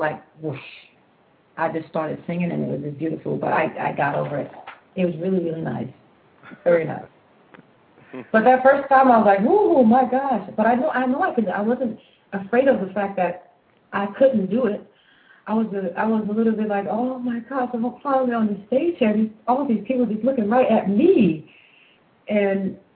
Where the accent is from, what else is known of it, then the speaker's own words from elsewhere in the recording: Florida, United States; first language English; moved away as an adult; also born or lived in Jersey City, New Jersey / Italy; I'm from Florida, I'm born in Jersey